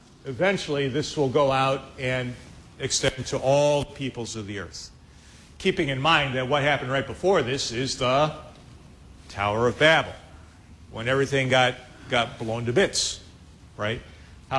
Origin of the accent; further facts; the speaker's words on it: Chicago, Illinois, United States; I'm from Chicago